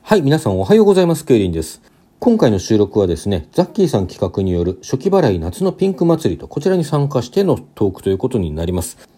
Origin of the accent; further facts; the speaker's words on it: Hokkaido, Japan; now in Kanto, Japan; もともと私は北海道出身